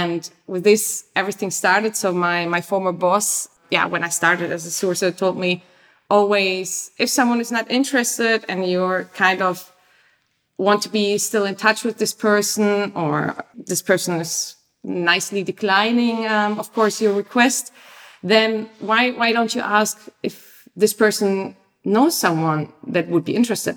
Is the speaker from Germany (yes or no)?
yes; Germany; moved away as an adult; also born or lived in Leipzig / London / Paris / New York; now in Amsterdam, Netherlands; I'm from Germany. I studied in Leipzig, lived many places around the globe, London, Paris, New York, before I came to Amsterdam.